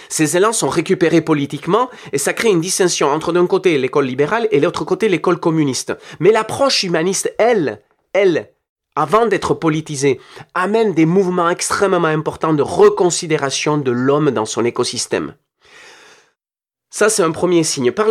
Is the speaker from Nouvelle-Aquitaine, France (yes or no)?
yes; Nouvelle-Aquitaine, France; Je viens du Pays basque et j'ai vécu dans mes tripes ce qui est une société divisée par le terrorisme et l'approche révolutionnaire violente.